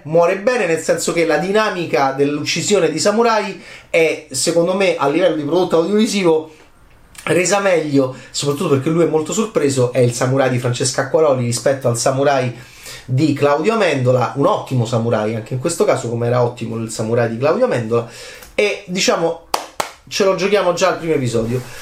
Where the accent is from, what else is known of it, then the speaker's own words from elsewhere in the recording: Rome, Lazio, Italy; da romano